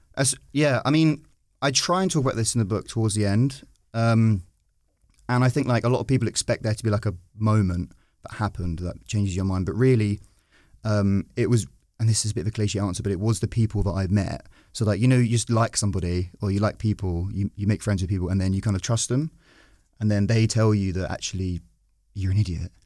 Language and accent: English; Brentwood, East of England, United Kingdom; I grew up in Brentwood, which is a very, uh, safe Tory seat